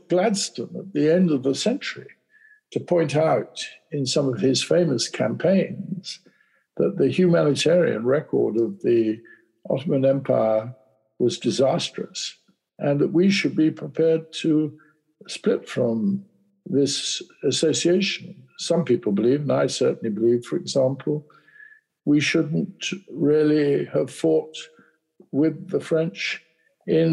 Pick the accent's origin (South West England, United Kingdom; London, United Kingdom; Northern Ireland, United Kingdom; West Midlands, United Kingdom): South West England, United Kingdom; Plymouth; I come from Plymouth